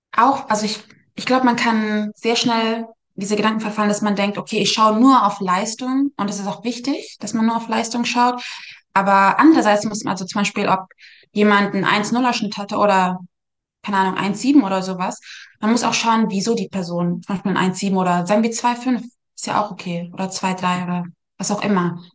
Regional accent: Munich, Bavaria, Germany; now in United States; ich komme aus München

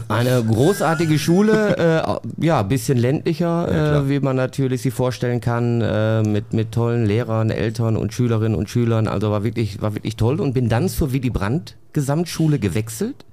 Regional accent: Bottrop, North Rhine-Westphalia, Germany; ich bin ja in Bottrop aufgewachsen

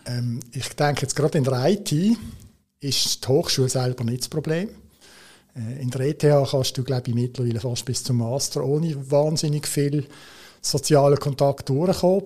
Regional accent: Switzerland; als Schweizer hast du natürlich immer so ein bisschen das in Watte packen, das ist bei uns sehr, sehr, sehr prominent

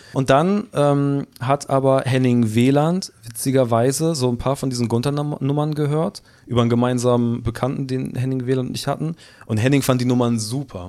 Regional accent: Hamburg, Germany; also born or lived in United Kingdom; vom Dorf auch noch. Ich komme so aus dem Süden von Hamburg, also unter Harburg, zwei Stationen unter Harburg

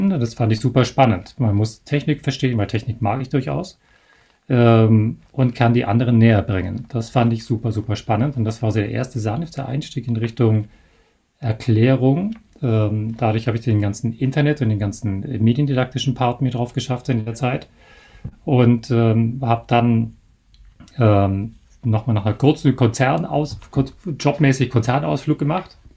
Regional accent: Bavaria, Germany; Ich habe es trotzdem gemacht, ähm, weil man, gut, ich komme ja aus Bayern

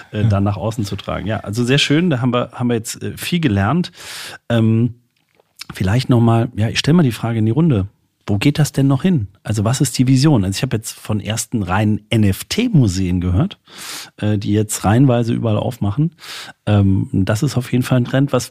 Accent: Saint-Louis, Grand Est, France; Ich komme aus St. Louis, nicht weit weg von hier.

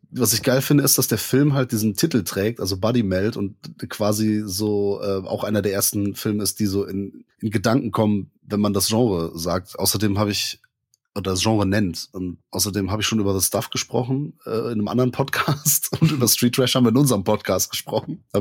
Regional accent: Rhineland, Germany; Wir kommen aus dem Rheinland und sprechen trotzdem Hochdeutsch.

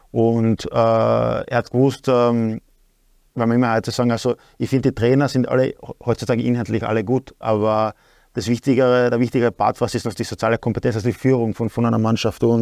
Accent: Klagenfurt, Carinthia, Austria; in Klagenfurt zum Beispiel, in meiner Heimatstadt

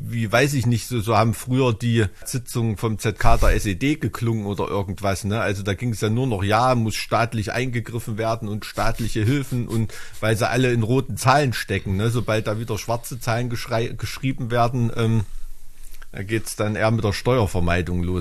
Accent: Thuringia, Germany; wo man als Thüringer so oft als Sachse klassifiziert wird

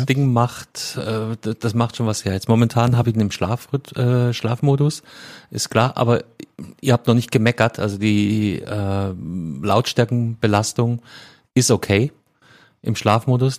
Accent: Bavaria, Germany; In meiner Heimat, ja, vom, vom, vom Bundesland her

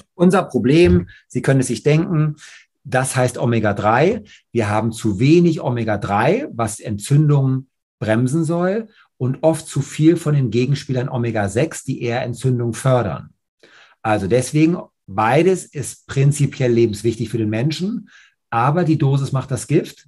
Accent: Hamburg, Germany; bei uns in Hamburg

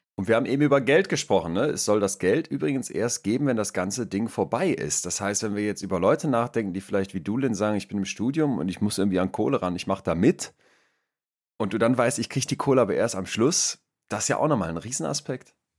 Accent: Germany; als Deutscher

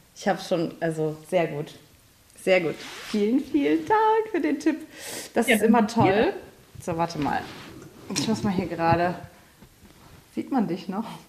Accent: Saarland, Germany; bei uns im Saarland

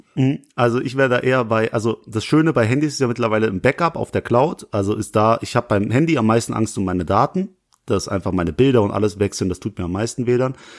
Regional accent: Langweiler, Germany; also born or lived in Essen; Ich komme aus Langweiler, da wohne ich

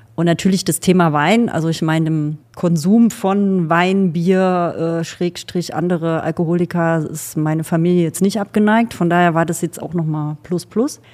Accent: Thuringia, Germany; also born or lived in Saxony; now in Geisenheim, Germany; Ich komme ursprünglich aus Thüringen

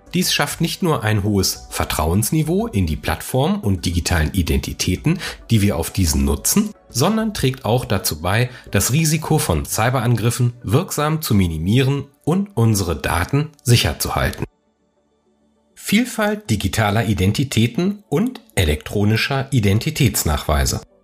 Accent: Germany; bei uns in Deutschland

